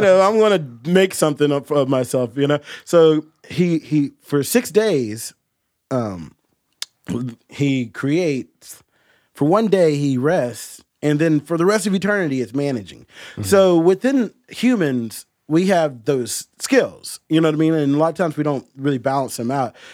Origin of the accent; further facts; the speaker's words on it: Huntington, West Virginia, United States; now in Morgantown, United States; I was born in Huntington, or I was born in Morgantown, but I was raised in Huntington, so I've lived in West Virginia pretty much my whole life.